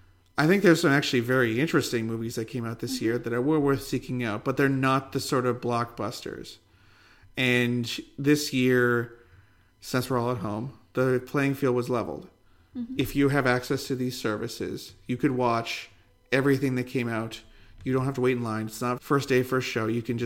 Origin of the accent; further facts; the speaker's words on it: Western Canada, Canada; accent: Western Canadian; We've been masking our Western Canadianness the whole time.